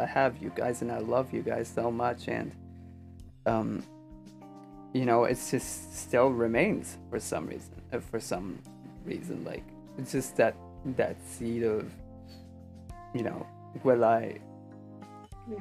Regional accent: Pakistan; also born or lived in Buffalo, New York; now in United States; when I was growing up in Pakistan, I didn't really feel like I had any like real friends

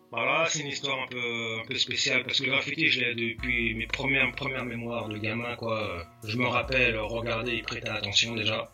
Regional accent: Val-d'Oise, Île-de-France, France; moved away as an adult; also born or lived in Sarcelles / Persan; now in California, United States; je viens du Val d'Oise. Mhm je suis né à Sarcelles, j'ai grandi à Vielle-Belle

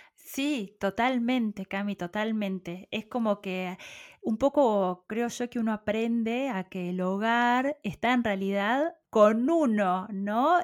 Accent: Puan, Buenos Aires Province, Argentina; moved away as an adult; also born or lived in Carhué / Bahía Blanca; si bien nací en Puan, crecí hasta los ocho años en otro pequeño pueblo que se llama Carué. de Carué nos fuimos a vivir nuevamente a Puan

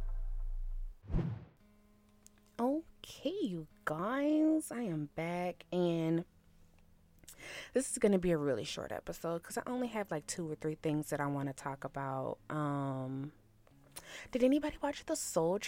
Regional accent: Shreveport, Louisiana, United States; moved away; my hometown of Shreveport, Louisiana

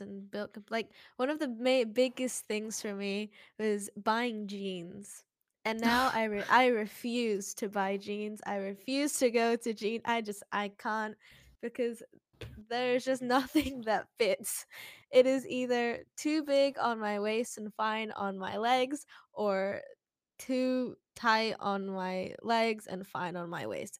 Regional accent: British Columbia, Canada; now in Hong Kong; I am a British Columbian living in Hong Kong

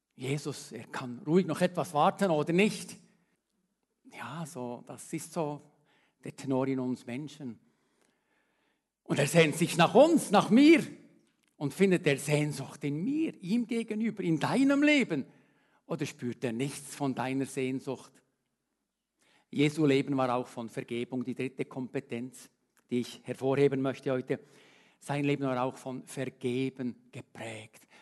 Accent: Switzerland; als Schweizer

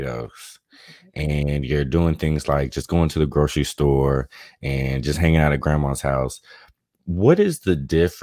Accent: United States; growing up in America for myself

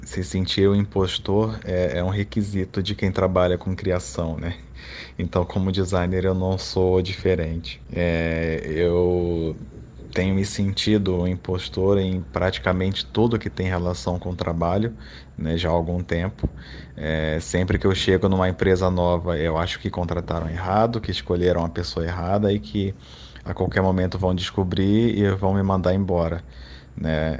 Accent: Rio de Janeiro, Brazil; sou do Rio de Janeiro, tenho trinta e dois anos

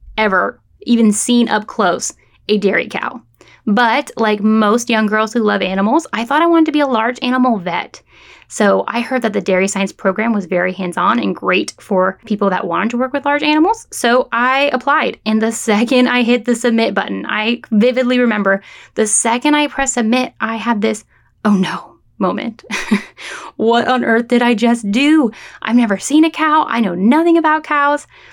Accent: San Francisco Bay Area, California, United States; moved away as an adult; also born or lived in San Luis Obispo, California; now in Florida, United States; I am from the San Francisco Bay Area of California

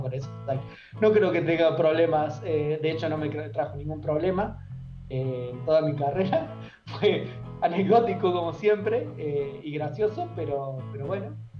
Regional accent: Córdoba, Argentina; moved away as an adult; now in Santiago, Chile; Yo vengo de Córdoba, Argentina

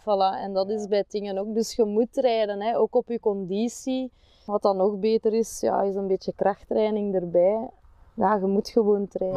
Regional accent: Opwijk, Flanders, Belgium; now in Kempen, Belgium; ik ben oorspronkelijk van Opwijk

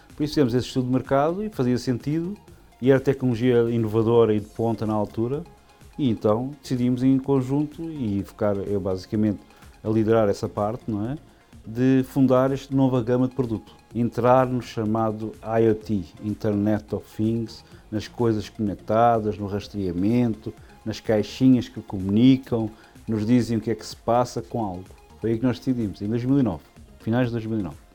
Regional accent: Lisbon, Portugal; eu nasci em Lisboa, em Portugal, em 1977

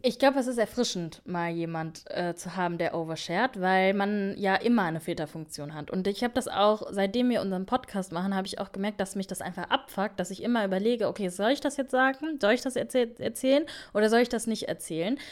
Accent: Germany; wir sind in Deutschland aufgewachsen

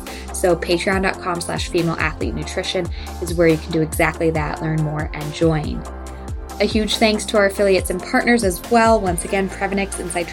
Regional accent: Massachusetts, United States; moved away; I grew up in Massachusetts, so I got to watch Boston many, many years. I don't live there now though

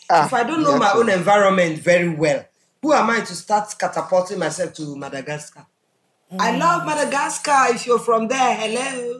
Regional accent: Ihiala, Anambra, Nigeria; That's where I'm from.

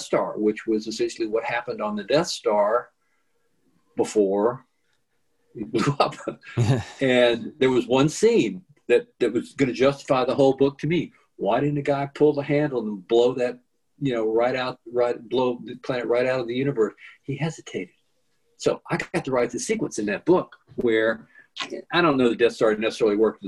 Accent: Louisiana, United States; a kid growing up in Louisiana

